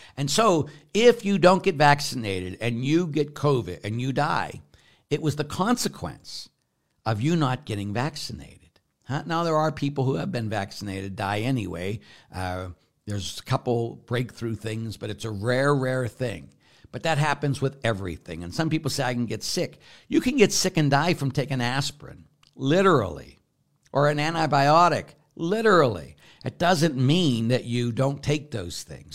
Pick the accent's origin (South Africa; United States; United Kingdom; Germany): United States; Pittsburgh, Pennsylvania; moved away; I grew up in Pittsburgh